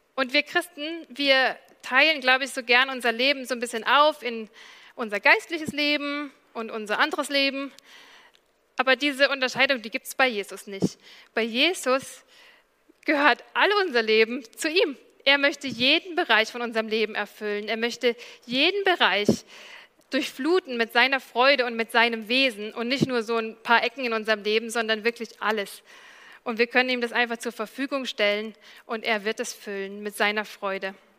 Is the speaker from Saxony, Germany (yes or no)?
no; Allgäu, Bavaria, Germany; now in Dresden, Germany; ich komme aus dem Allgäu